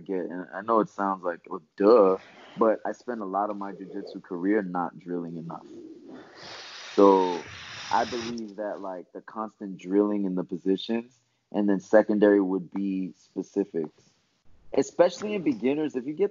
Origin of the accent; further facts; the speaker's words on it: Florida, United States; I'm from Florida